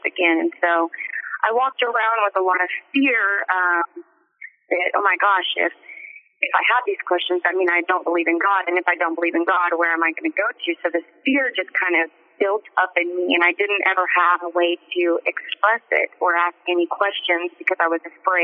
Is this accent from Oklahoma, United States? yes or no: yes; Oklahoma, United States; the town that I grew up in Oklahoma